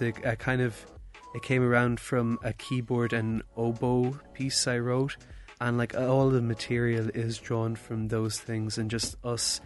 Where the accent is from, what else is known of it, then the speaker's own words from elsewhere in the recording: Ireland; we are two Irish producers